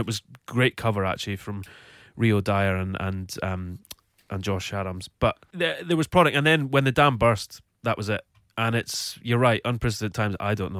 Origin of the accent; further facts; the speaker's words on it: Scotland, United Kingdom; as the Scotsman in the corner